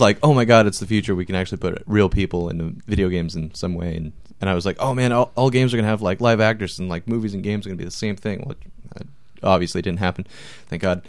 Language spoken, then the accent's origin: English; Marysville, Washington, United States; I grew up in Marysville, which is, like, North Washington